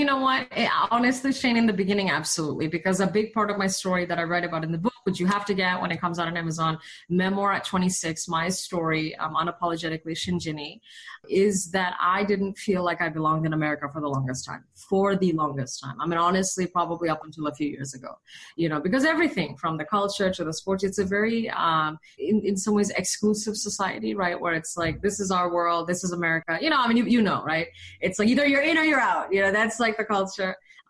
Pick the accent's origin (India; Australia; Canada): India; accent: British and Indian; also born or lived in Malaysia; now in United States; So my foundations are Asian. So British school in Malaysia, English school in India. So my accent was actually like British and Indian when I came to the States